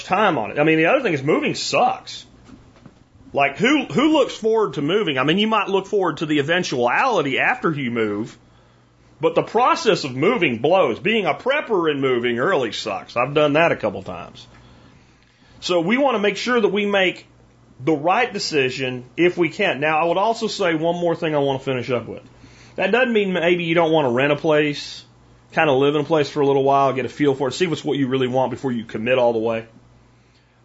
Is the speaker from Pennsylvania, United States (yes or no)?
yes; Pennsylvania, United States; now in Texas, United States; from where I grew up in Pennsylvania